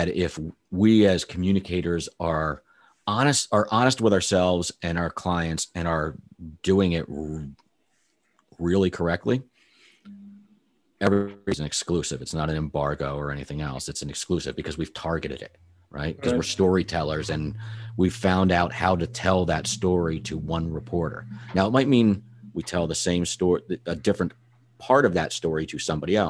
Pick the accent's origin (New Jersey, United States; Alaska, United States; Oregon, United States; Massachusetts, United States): New Jersey, United States; I'm originally from Jersey